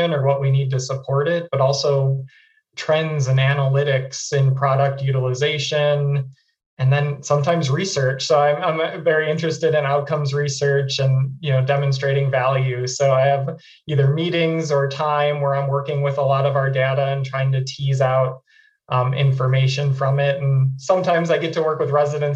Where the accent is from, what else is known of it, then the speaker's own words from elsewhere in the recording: Wisconsin, United States; moved away as an adult; I'm from Wisconsin